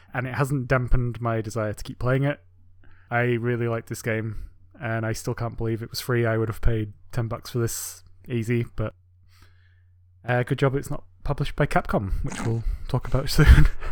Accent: England, United Kingdom; moved away; my home country in England

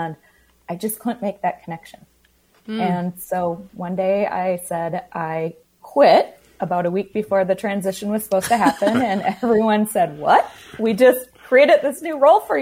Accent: La Crosse, Wisconsin, United States; moved away as an adult; now in Minneapolis, United States; I grew up in La Crosse, Wisconsin, but crossed the border for college and have stayed here in Minnesota

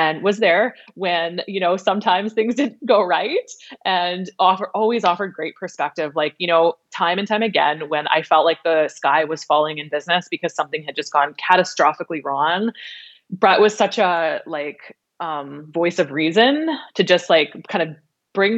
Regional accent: Regina, Saskatchewan, Canada; moved away as an adult; now in Vancouver Island, Canada; I was born and raised in Regina

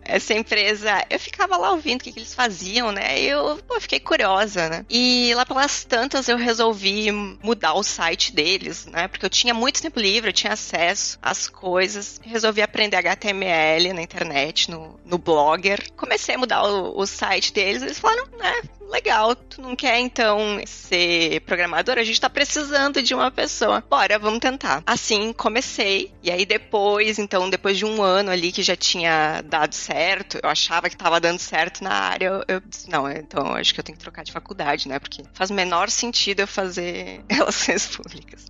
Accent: Caxias do Sul, Rio Grande do Sul, Brazil; moved away as an adult; also born or lived in Portugal; now in Rotterdam, Netherlands; eu nasci numa cidade que é o interior do Rio Grande do Sul, é Caxias do Sul, o nome da cidade

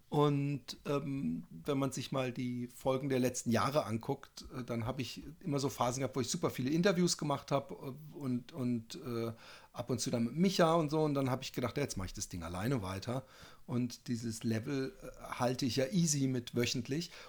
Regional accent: Styria, Austria; Ja. Ich bin ja auch Steirer

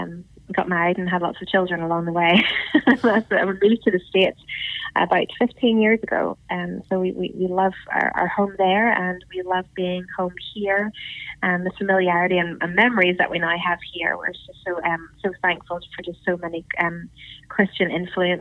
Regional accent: Northern Ireland, United Kingdom; I'm actually talking to you from Northern Ireland.

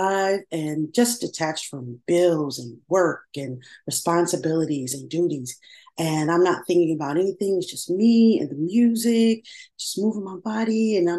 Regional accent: Chicago, Illinois, United States; I born and raised in Chicago. And I like to say I was born on the South Side, but raised by the West Side.

